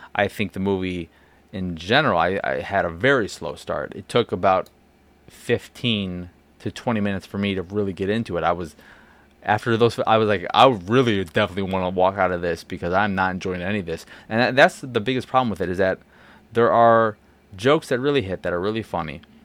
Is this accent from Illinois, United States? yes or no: yes; Chicago, Illinois, United States; as a Chicagoan